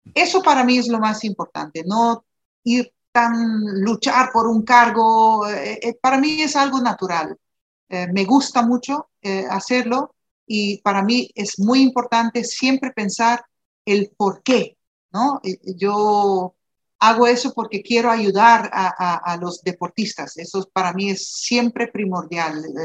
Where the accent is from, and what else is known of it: Aruba